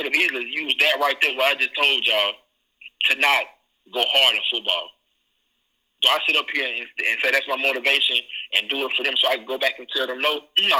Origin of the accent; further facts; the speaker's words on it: Columbus, Ohio, United States; And, you know, I can tell I'm from Columbus. I lived there for almost 10 years.